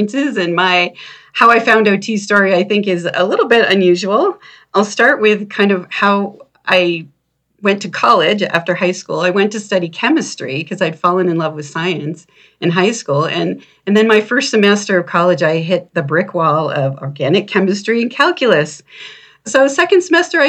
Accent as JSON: {"language": "English", "region": "Maine", "country": "United States", "tie": "born or raised there", "said": "I was living in Maine, and I grew up in Maine at the time."}